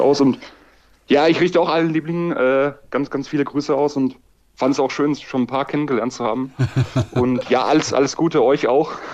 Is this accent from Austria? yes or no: yes; Styria, Austria; also born or lived in Graz; now in Jena, Germany; ich bin eigentlich ein Steirer, ein Steirer